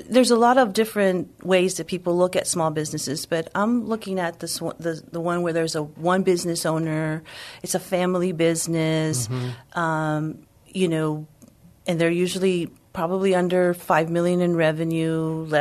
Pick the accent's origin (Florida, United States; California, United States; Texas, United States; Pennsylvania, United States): Texas, United States; San Antonio; I grew up here in San Antonio, born and raised my whole life